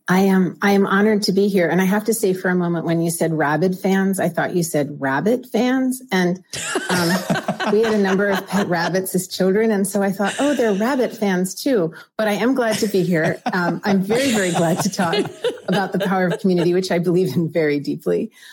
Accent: Pennsylvania, United States; also born or lived in Philadelphia suburbs, Pennsylvania / Pittsburgh suburbs, Pennsylvania; I grew up in Pennsylvania, half of my life in the eastern side of Pennsylvania, the suburbs of Philadelphia, half in the western side of um, Pennsylvania, the suburbs of Pittsburgh

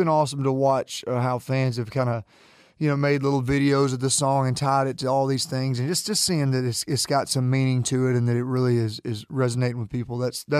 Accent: Jacksonville, Alabama, United States; Jacksonville, Alabama.

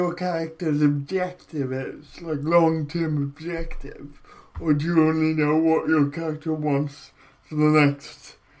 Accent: Wales, United Kingdom

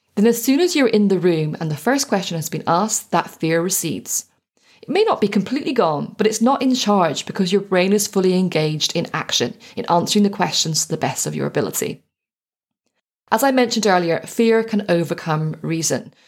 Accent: Ireland; Growing up in Ireland

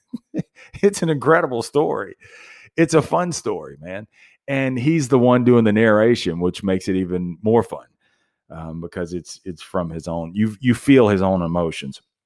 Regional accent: Ruston, Louisiana, United States; I'm from Ruston, Louisiana, so it was a very small town, college town, Louisiana Tech

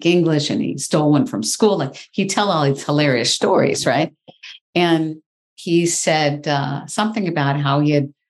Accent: Michigan, United States; I grew up in the Midwest. I grew up in Michigan, fifth of six children

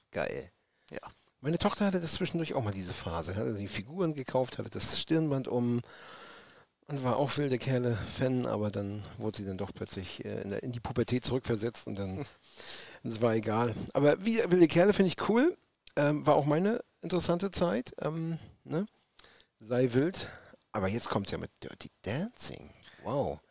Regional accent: Rostock, Mecklenburg-Vorpommern, Germany; Waschechter ja. Rostocker

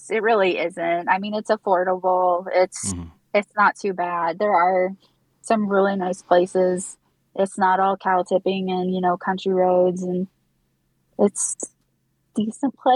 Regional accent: Kansas City, Missouri, United States; So I just say Kansas City. It's much easier. I am from Kansas City.

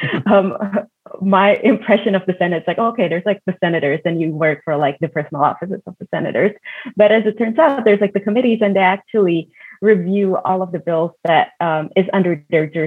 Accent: Indonesia; moved away; living and growing up in Indonesia

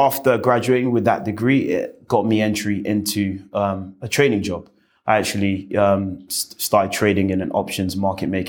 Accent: London, United Kingdom; I was born and bred in West London

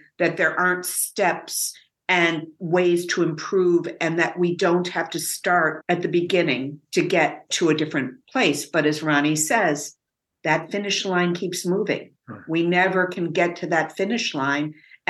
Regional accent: Evanston, Illinois, United States; tell something to as a self-described is a liberal Evanstonian. Because I have heard so often, but we're from Evanston, and not just white, but Black as well. We are different.

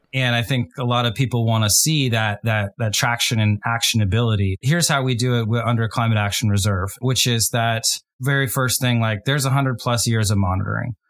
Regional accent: United States; my home country, the U S

